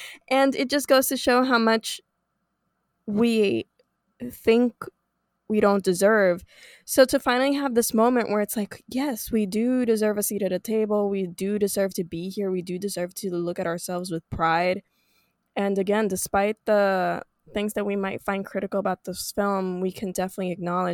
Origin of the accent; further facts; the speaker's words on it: Puerto Rico; I'm born and raised in Puerto Rico.